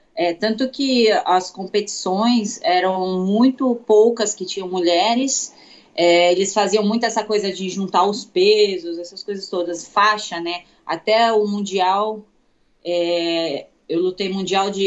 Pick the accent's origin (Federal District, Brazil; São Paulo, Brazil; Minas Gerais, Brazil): São Paulo, Brazil; Itu; also born or lived in Santos; now in São Paulo, Brazil; Eu sou de Itu, interior